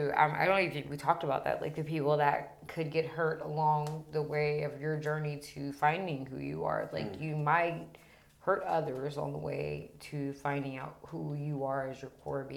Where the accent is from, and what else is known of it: Pittsburgh, Pennsylvania, United States; born or raised there